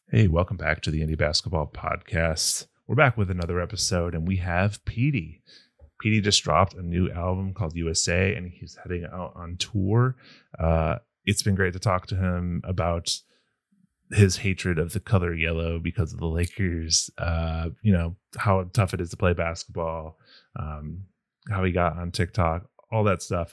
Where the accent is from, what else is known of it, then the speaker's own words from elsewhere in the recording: Chicago, Illinois, United States; I'm from Northwest suburbs